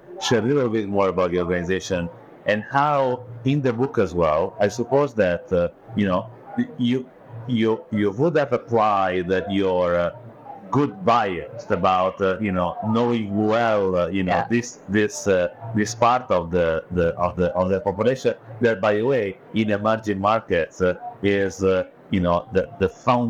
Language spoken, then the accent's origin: English; Italy; first language Italian; English is a second language; And the publisher then translated in Italian, which is my mother tongue.